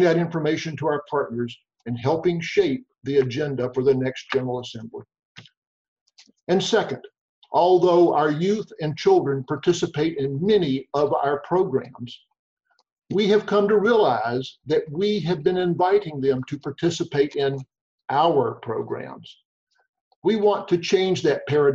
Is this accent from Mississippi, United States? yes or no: yes; Mississippi, United States; moved away; Growing up in Mississippi in the 50s gave me firsthand knowledge of the inequities of life.